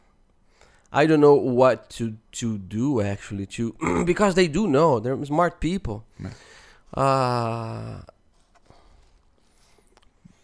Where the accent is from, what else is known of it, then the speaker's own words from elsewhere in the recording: Brazil; moved away; growing up in Brazil